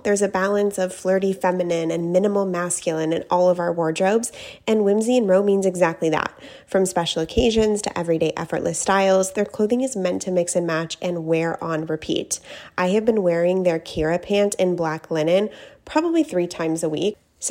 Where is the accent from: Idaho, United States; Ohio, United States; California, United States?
California, United States; San Diego; I'm from San Diego.